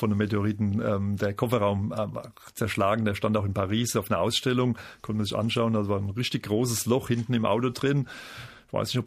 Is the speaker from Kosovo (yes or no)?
no; Aschaffenburg, Bavaria, Germany; Und ich komme aus Aschaffenburg und Darmstadt ist vor der Haustür, also für mich war das naheliegend